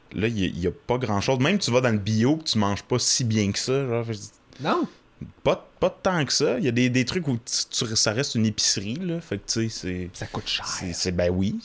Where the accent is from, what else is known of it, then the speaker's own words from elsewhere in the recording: Magog, Quebec, Canada; je viens de Maga, qui est quand même une petite ville